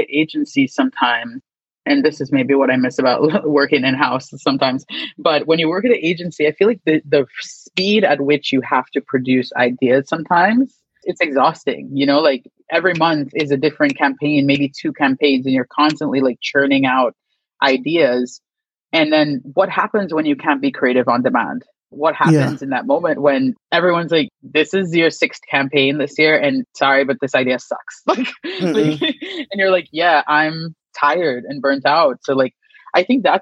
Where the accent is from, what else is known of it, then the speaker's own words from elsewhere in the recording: San Fernando, Trinidad & Tobago; moved away as an adult; also born or lived in New York; I was born in Trinidad, San Fernando, to be exact. And I lived in Trinidad until I was about 18 before I went to college at St. John's University in New York